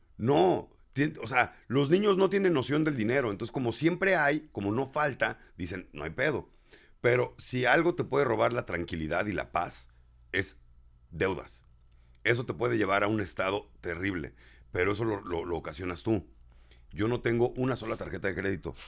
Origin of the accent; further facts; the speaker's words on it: Mexico City, Mexico; Yo soy chilango y bien orgulloso de serlo